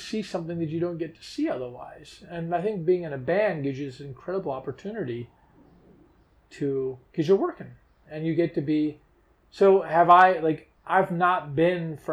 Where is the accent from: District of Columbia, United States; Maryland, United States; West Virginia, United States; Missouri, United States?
District of Columbia, United States; Washington; growing up in Washington, D.C. made us hypersensitive to that. This is a tourist town.